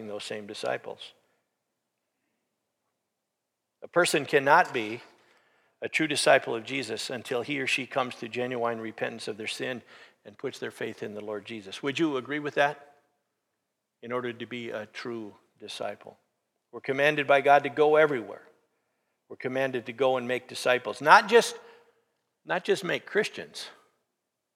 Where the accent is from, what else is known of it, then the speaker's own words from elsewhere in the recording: Sioux Falls, South Dakota, United States; we're all from Sioux Falls